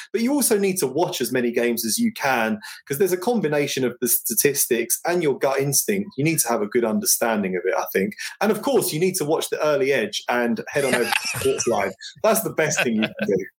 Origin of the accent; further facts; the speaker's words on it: London, United Kingdom; I grew up in North London.